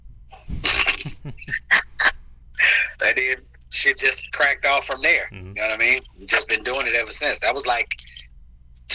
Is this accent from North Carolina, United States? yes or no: no; Memphis, Tennessee, United States; moved away as an adult; also born or lived in Boston / California; I'm originally from Memphis, Tennessee. Born and raised